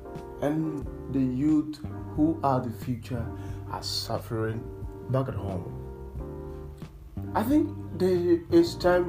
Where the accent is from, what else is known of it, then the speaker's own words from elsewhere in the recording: Accra, Greater Accra, Ghana; also born or lived in Nigeria; I'm an African, a proud one for that matter. I'm from Ghana, in West Africa. I was born and raised in Accra, Ghana. I've lived 80% of my life in Africa.